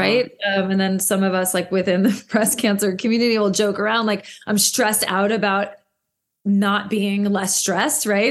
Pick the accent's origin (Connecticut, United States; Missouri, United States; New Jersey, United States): New Jersey, United States; moved away as an adult; also born or lived in New York City; I am from New Jersey and never thought I would move back here like most of us